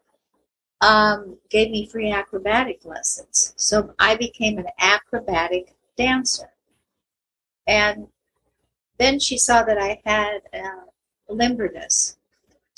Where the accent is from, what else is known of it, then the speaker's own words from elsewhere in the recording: Escondido, California, United States; also born or lived in Astoria, Oregon / San Diego, California; I was born in Astoria, Oregon. My parents moved to Escondido when I was, San Diego actually, when I was three. When I was nine, they moved me to Escondido